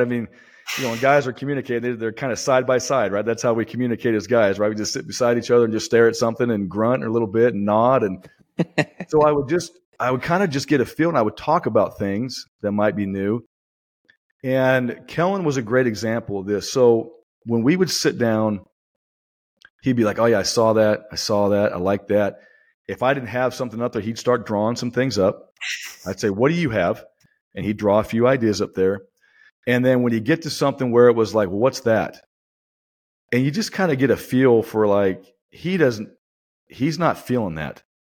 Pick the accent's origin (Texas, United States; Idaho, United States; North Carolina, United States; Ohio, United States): Idaho, United States; Boise; moved away; it's my hometown